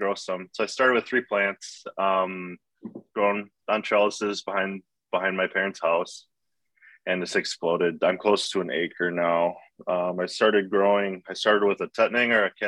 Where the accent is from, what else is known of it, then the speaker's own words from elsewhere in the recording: Oshkosh, Wisconsin, United States; I'm from the Oshkosh area